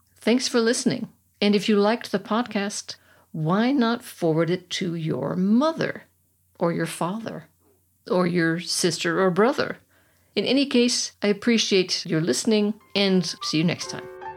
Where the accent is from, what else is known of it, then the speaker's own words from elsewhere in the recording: United States; moved away as an adult; now in Germany; as an American suburbanite, I would be considered a country girl